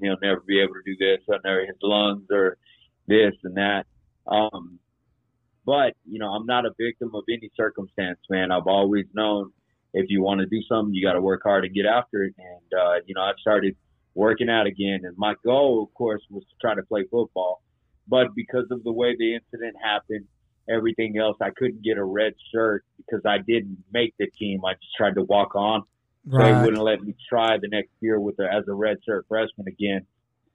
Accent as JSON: {"language": "English", "town": "Plainview", "region": "Texas", "country": "United States", "tie": "born or raised there", "said": "I come back to my hometown here in Plainview, Texas"}